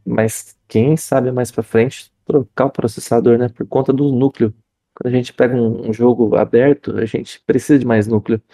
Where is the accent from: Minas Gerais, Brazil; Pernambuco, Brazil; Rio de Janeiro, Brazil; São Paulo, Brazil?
São Paulo, Brazil; Campinas; eu sou de Campinas